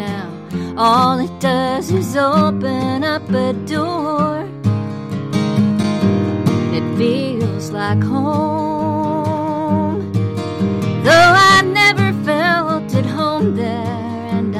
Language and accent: English; western Pennsylvania, United States; moved away; I'm from Pennsylvania, western Pennsylvania